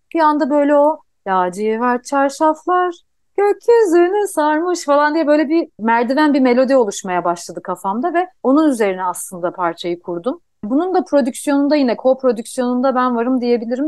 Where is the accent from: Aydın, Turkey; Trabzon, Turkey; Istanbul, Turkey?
Istanbul, Turkey; also born or lived in Yalova; ben aslında ilkokulu İstanbul'da okudum ama liseyi Yalova'da okudum. Ben e, Yalovalıyım iki taraftan da anne babadan da.